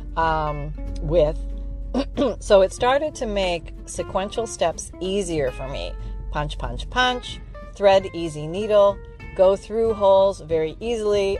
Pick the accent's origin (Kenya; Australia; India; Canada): Canada; now in Florida, United States; I'm from Canada